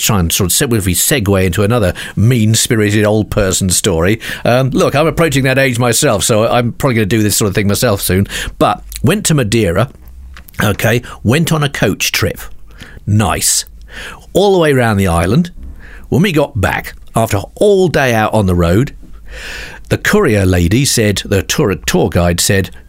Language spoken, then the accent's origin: English; United Kingdom; we Brits